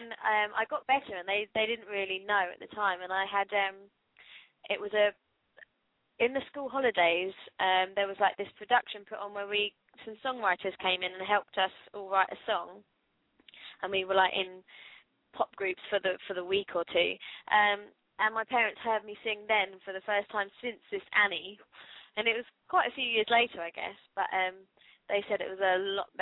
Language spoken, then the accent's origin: English; the south of England, United Kingdom; now in Portsmouth, United Kingdom; I'm from the south. There's not really a lot going on down the south.